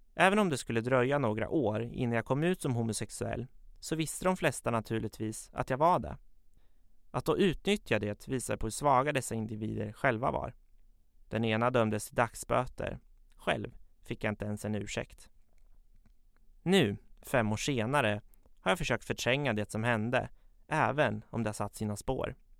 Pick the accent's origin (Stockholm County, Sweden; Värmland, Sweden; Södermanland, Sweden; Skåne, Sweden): Södermanland, Sweden; Katrineholm; Jag är född och uppvuxen i Katrineholm, där jag fortfarande bor